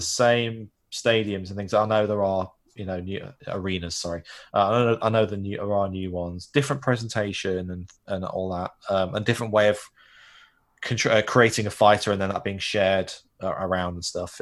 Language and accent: English; Manchester, North West England, United Kingdom; I grew up in Manchester, which is north of London